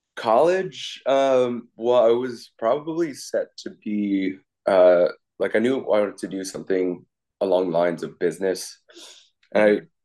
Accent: Piscataway, New Jersey, United States; moved away as an adult; also born or lived in Flushing, Queens, New York / New York; now in Bay Area, California, United States; my parents moved us out to the suburbs in Piscataway, New Jersey

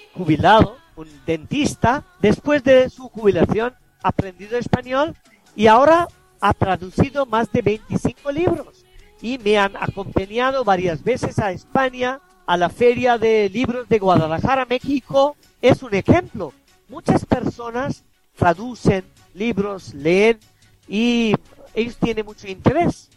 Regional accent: India; first language Bengali; Spanish is a second language; bengalí es mi lengua materna

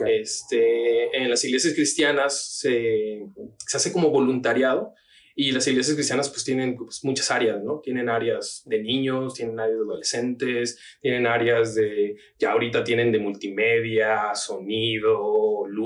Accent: Tabasco, Mexico; also born or lived in Oaxaca; now in Guadalajara, Mexico; Entonces yo viví en Tabasco, pero también viví en Oaxaca por cuestiones del trabajo de mi papá

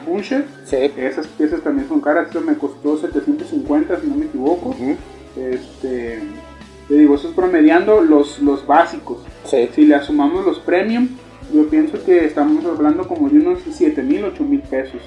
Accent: Ciudad Guzmán, Jalisco, Mexico; also born or lived in Chiapas; Originario, nacido en Chiapas, criado y registrado en Ciudad Guzmán, Jalisco.

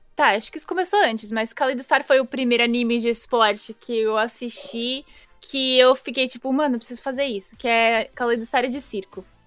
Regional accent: São Paulo, Brazil; eu não sou exatamente da cidade, eu sou de Itaquera

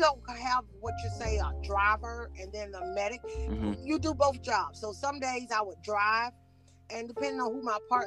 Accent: Cuthbert, Georgia, United States; also born or lived in Atlanta, Georgia / Decatur, Georgia; now in Conyers, United States; I'm actually from Southwest Georgia, a little small town down in Southwest Georgia, Cuthbert, Georgia. And so I was raised, I came to Atlanta when I was 10 years old

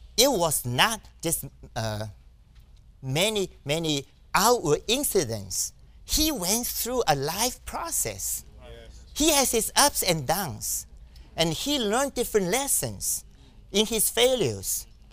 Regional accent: New York, United States; I'm from New York

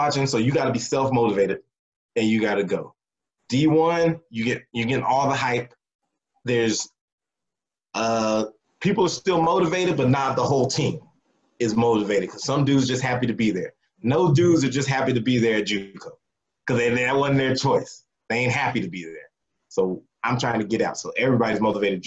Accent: Texas, United States; growing up in Texas

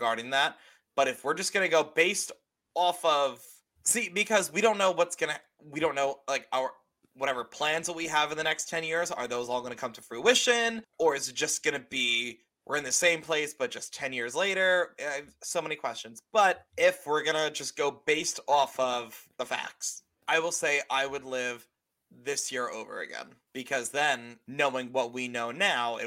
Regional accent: New York, United States; I'm from New York

